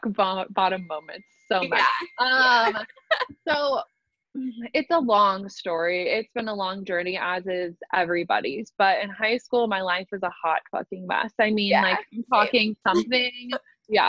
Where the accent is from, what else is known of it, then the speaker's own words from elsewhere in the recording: Omaha, Nebraska, United States; also born or lived in Lincoln, Nebraska; I go to college in Lincoln, which is 45 minutes away from my hometown. I live in Nebraska. I'm from Omaha